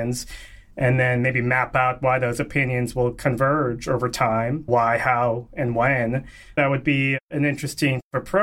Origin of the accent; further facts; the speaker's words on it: Connecticut, United States; growing up in Connecticut